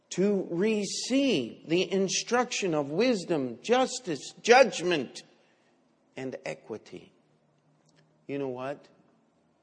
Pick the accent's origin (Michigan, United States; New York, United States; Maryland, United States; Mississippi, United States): Maryland, United States; Baltimore; moved away as an adult; also born or lived in Springfield, Missouri; I'm from Baltimore, Maryland, and I'm here in Bible college.